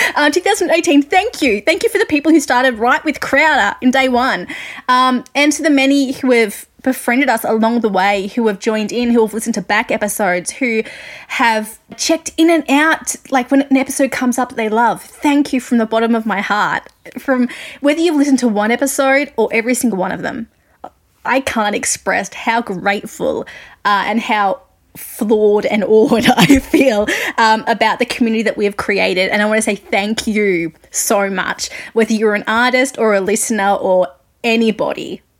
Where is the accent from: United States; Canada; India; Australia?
Australia; accent: Australian; I'm an Australian music journalist, if you couldn't guess by my accent.